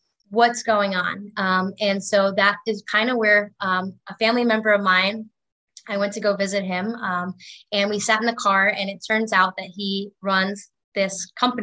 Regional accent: Long Island, New York, United States; I grew up in Long Island, New York

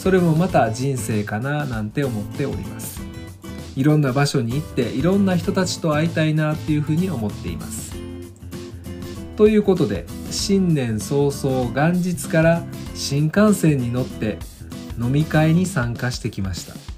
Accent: Kansai, Japan; 私が生まれ育った関西では

